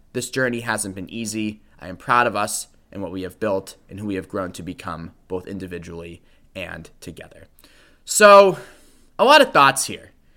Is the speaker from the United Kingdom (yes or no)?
no; Boston, Massachusetts, United States; the Boston area, my fair city, my hometown